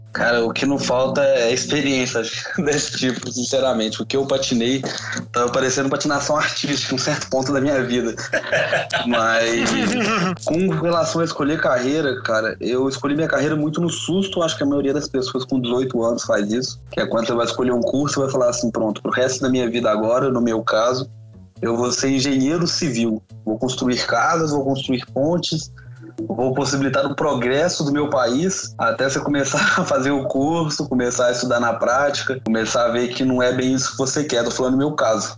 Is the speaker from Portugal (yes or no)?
no; Minas Gerais, Brazil; sou mineiro